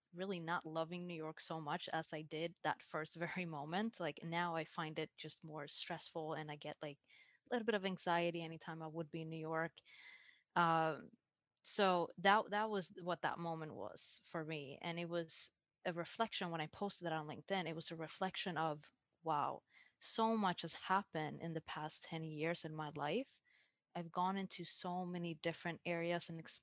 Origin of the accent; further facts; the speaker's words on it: Sweden; moved away as an adult; now in United States; I was moving from Sweden. That's where I was born and raised.